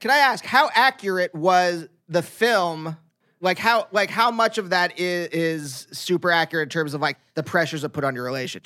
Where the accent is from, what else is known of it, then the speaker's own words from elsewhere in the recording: Pennsylvania, United States; moved away as an adult; also born or lived in New York; I'm from Pennsylvania